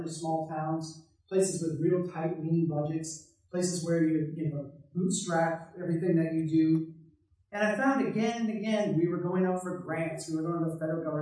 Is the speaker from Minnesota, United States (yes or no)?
yes; Brainerd, Minnesota, United States; I live in a small town in central Minnesota. I uh, grew up on the farm homestead of my great great grandparents.